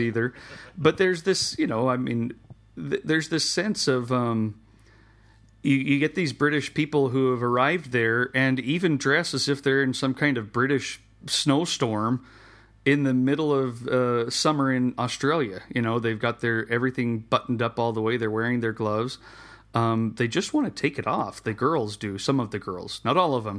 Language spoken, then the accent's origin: English; Salem, Utah, United States; here in my hometown